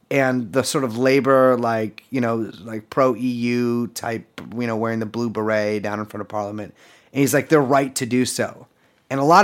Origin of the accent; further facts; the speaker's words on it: Scotland, United Kingdom; I'm a Scottish citizen.